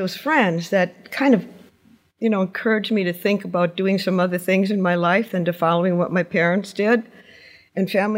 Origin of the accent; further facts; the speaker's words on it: Wisconsin, United States; also born or lived in New Hampshire; now in Portsmouth, United States; I'm originally from Wisconsin, although I have lived in New Hampshire for probably 40 years